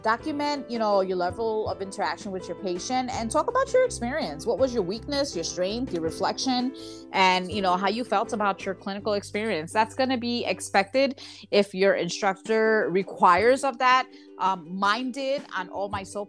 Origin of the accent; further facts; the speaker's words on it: New York, United States; moved away; I'm a New Yorker.